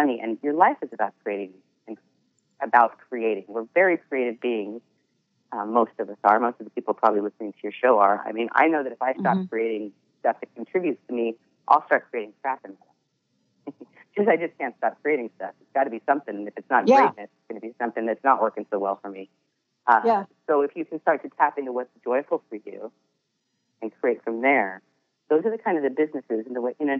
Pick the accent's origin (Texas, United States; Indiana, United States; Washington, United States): Washington, United States; Edmonds; moved away; I grew up in Seattle, at the Edmonds. Shout out to Edmonds, Washington